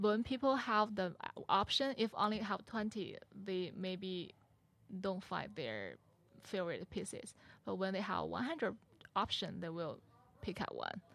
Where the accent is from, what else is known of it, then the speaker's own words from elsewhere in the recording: China; English is a second language; moved away as an adult; now in Metro Detroit, United States; I'm Chinese. I from China and, uh, I, I came here for school